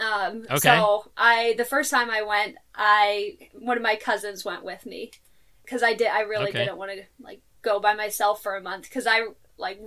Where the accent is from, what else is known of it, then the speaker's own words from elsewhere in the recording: Tennessee, United States; moved away as an adult; also born or lived in Greece; now in Jordan; I'm from Tennessee